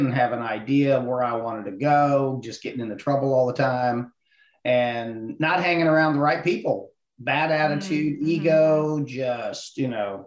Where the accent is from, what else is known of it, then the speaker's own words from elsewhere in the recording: Ohio, United States; moved away as an adult; I was born and raised in Ohio